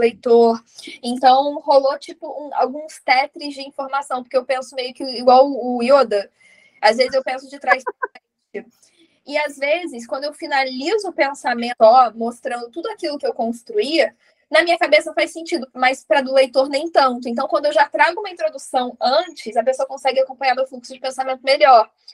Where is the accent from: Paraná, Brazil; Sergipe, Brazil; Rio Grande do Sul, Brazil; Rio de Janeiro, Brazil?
Sergipe, Brazil; eu sou de Sergipe